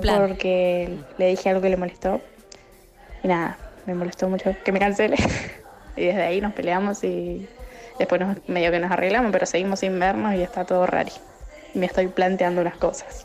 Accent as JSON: {"language": "Spanish", "region": "Chaco", "country": "Argentina", "said": "Soy de Chaco"}